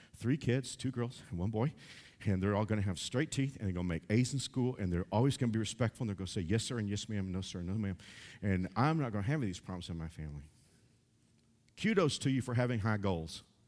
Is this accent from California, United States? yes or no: no; Fort Worth, Texas, United States; a church in my hometown of Fort Worth